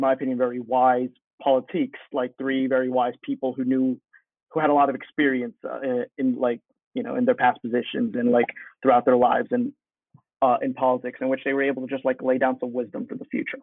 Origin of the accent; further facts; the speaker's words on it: United States; I was born in this country